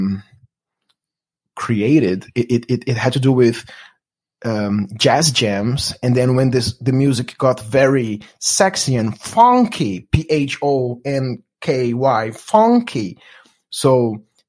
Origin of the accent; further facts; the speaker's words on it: Brasília, Federal District, Brazil; English is a second language; moved away as an adult; also born or lived in Los Angeles; now in United States; I'm from Brasilia, Brazil's capital